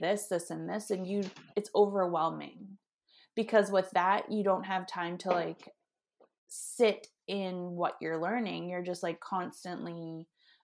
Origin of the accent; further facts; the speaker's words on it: St. Catharines, Ontario, Canada; moved away; also born or lived in British Columbia; I grew up in Ontario in St. Catharines